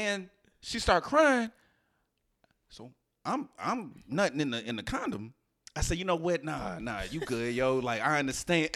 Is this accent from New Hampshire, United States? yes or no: no; Houston, Texas, United States; the way I was raised in Houston.